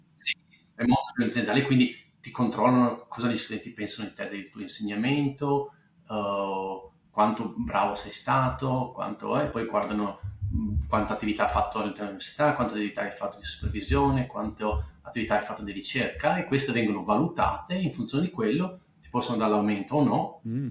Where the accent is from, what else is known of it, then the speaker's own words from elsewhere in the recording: Bassano del Grappa, Veneto, Italy; moved away as an adult; also born or lived in England; now in California, United States; io sono nato abbastanza in Grappa, vivi, nasci e cresci abbastanza in Grappa